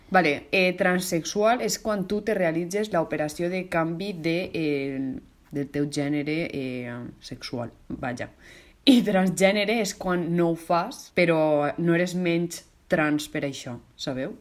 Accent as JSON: {"language": "Catalan", "region": "Valencian Community", "country": "Spain", "said": "com a valenciana que sóc"}